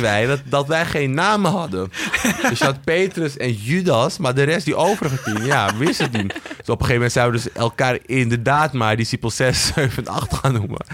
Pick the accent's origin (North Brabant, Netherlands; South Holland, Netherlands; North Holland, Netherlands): North Holland, Netherlands; Amsterdam; ik ben dus opgegroeid in de Amsterdamse Bijlmer